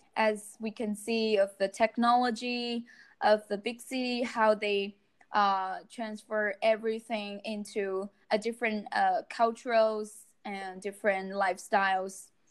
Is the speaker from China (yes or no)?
yes; China; I'm from China